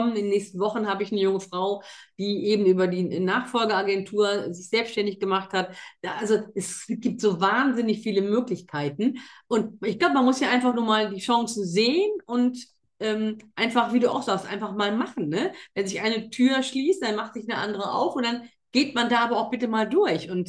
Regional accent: North Rhine-Westphalia, Germany; born there; Und ich bin gebürtig in NRW und glaub mir, da möchtest du nicht tot über den Zaun hängen.

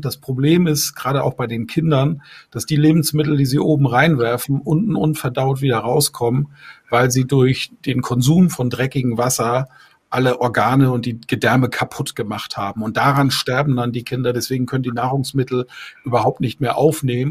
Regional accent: Bamberg, Bavaria, Germany; Hier in meiner Heimatstadt Bamberg

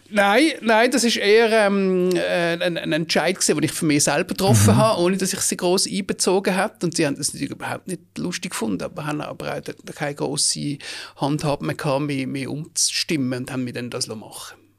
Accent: Basel, Basel-Stadt, Switzerland; geboren im Frauenspital zu Basel und nachher an der Brisacherstrasse im Gleibasel, gerade beim Erasmusplatz, äh, 20 Jahre lang gelebt

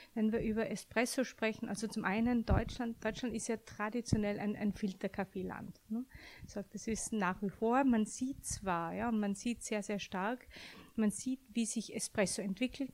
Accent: Austria; now in Frankfurt, Germany; als gebürtige Österreicherin

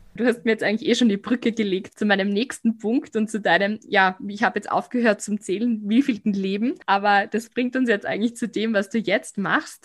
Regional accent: Graz, Styria, Austria; bei uns in Graz

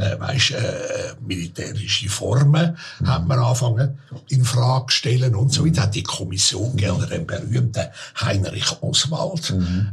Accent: Zürich, Switzerland; Ich bin in Hottingen aufgewachsen, ein gutes Quartier dort gewesen.

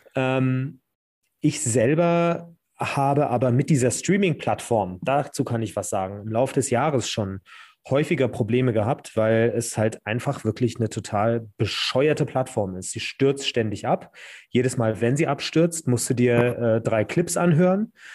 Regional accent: Hesse, Germany; accent: Hessian; ich selber bin ja Hesse

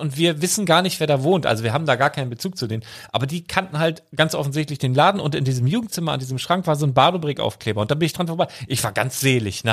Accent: Handorf, Germany; Das ist da, wo ich aufgewachsen bin, von fünf bis 16, 17 so ungefähr

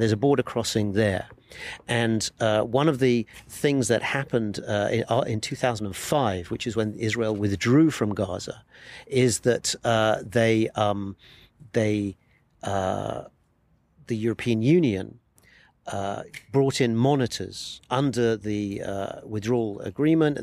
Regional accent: United Kingdom; moved away as an adult; now in Jerusalem; I'm a British foreign correspondent. I've been based in Jerusalem for the last 15 years

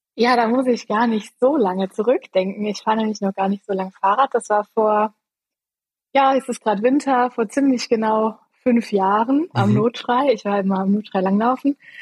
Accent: Eifel, Germany; moved away as an adult; also born or lived in Freiburg; Ich bin aufgewachsen in der Eifel

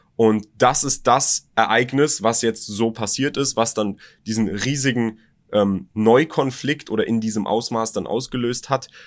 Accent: Berlin, Germany; born or raised there

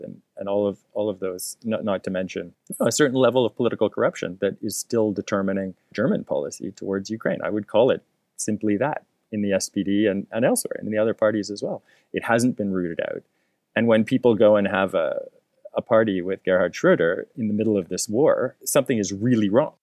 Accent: Canada; as a Canadian

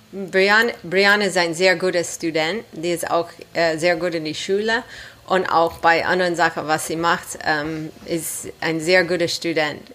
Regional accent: Los Angeles, California, United States; German is a second language; moved away as an adult; now in Germany; warum ich ganz nach Deutschland gekommen bin, aus Los Angeles, Kalifornien

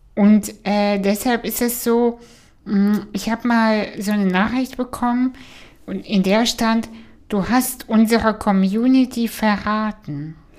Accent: Kazakhstan; now in Germany; ich komme aus Kasachstan, wo wir nicht mal fließend Wasser hatten

